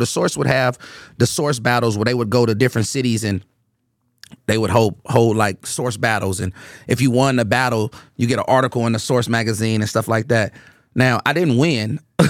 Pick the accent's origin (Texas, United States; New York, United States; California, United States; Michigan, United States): California, United States; Oakland; I'm from Oakland. Like, really from it. Really, really embraced, really born in it.